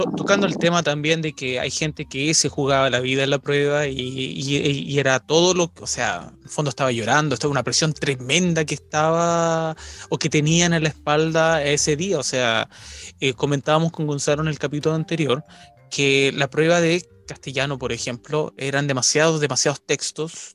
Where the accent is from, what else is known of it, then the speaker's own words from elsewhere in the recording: Chile; moved away as an adult; now in United Kingdom; yo soy de Chile